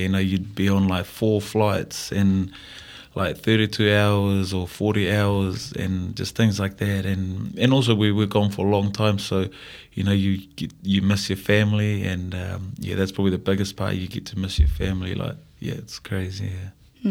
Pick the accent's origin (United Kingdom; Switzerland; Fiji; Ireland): Fiji; moved away as an adult; now in New Zealand; growing up in Fiji